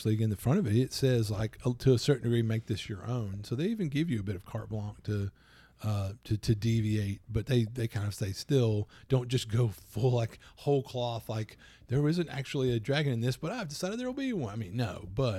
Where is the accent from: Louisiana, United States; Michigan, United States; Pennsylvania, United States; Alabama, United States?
Louisiana, United States; Plus, I'm from Louisiana.